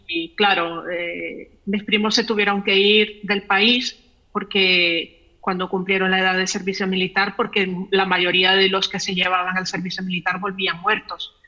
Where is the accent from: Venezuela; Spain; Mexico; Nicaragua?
Nicaragua; León; yo nací en León y soy de León y, he vivido siempre en León